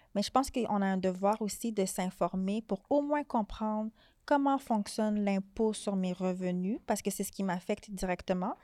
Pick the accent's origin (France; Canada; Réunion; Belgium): Canada; Montreal, Quebec; je suis née à Montréal